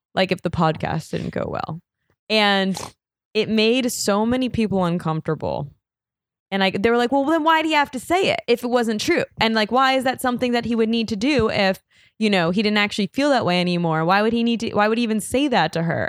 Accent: New York City, New York, United States; I'm from New York

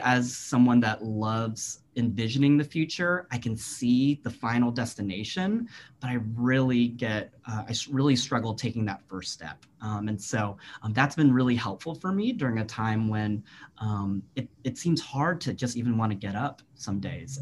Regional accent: Virginia, United States; moved away as an adult; I'd never worked in my home state

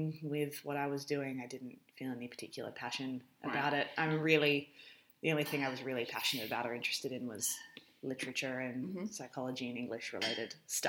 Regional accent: Alice Springs, Northern Territory, Australia; moved away as an adult; having been born and raised in Alice Springs

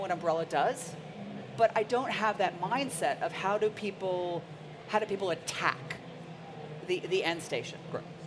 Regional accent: Princeton, New Jersey, United States; also born or lived in Ohio; I grew up in Princeton, New Jersey

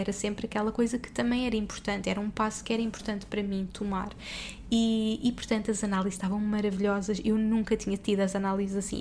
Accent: Portugal; moved away as an adult; also born or lived in Dubai; somos portugueses pelo mundo, que estamos há anos fora

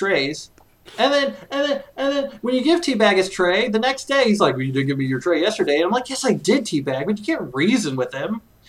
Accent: Indianapolis, Indiana, United States; I wish I was back home where I was born in Indianapolis, Indiana, in August 23rd, 1977.

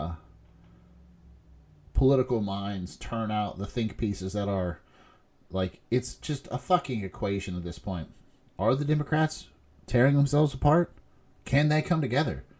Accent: West Virginia, United States; moved away; also born or lived in Lexington, Kentucky; we grew up in West Virginia

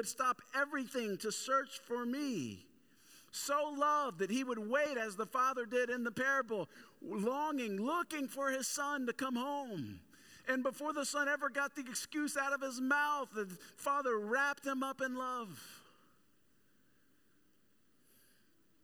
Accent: the South, United States; growing up in the Bible Belt and growing up in the South specifically

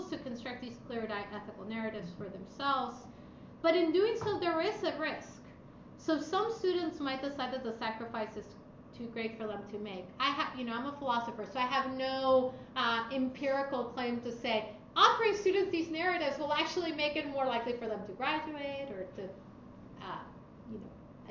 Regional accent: Lima, Peru; moved away; immigrated to Lima, the capital, where I was born. And my mother now lives in Europe. She was an immigrant too.

